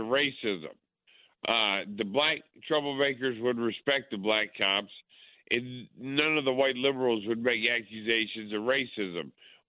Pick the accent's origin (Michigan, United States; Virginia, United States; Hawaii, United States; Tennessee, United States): Virginia, United States; Woodbridge; now in Nevada, United States; I grew up in Woodbridge, Virginia, just east of Manassas Battlefield.